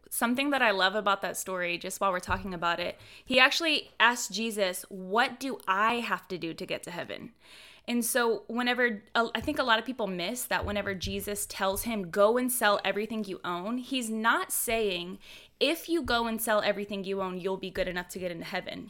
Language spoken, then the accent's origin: English; Houston, Texas, United States; I'm from Houston, Texas. I'm from the Bible Belt, where everybody's a Christian